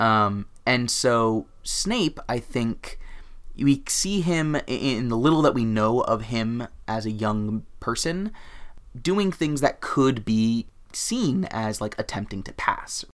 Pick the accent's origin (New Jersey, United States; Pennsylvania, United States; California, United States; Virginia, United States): California, United States; Los Angeles; growing up in Los Angeles, which is a Spanish-speaking city